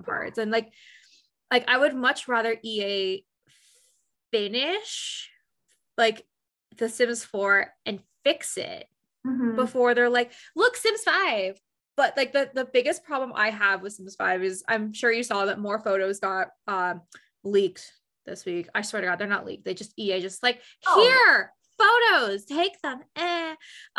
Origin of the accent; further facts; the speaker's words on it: Canada; I'm actually 14 years old and I'm from Canada